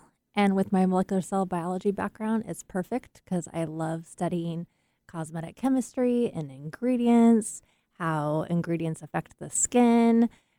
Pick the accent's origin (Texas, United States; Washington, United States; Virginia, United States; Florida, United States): Washington, United States; Seattle; So I came from Seattle.